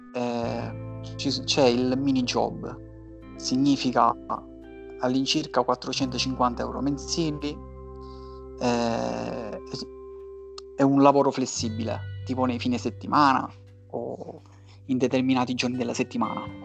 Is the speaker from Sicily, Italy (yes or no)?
yes; Catania, Sicily, Italy; moved away as an adult; now in Berlin, Germany; vengo da Catania, attualmente mi trovo a Berlino da sette anni all'incirca